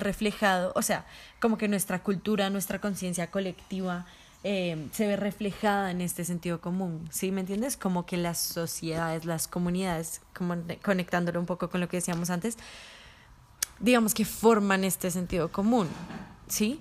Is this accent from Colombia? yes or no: yes; Colombia; moved away; he vivido como colombiana que ha salido del país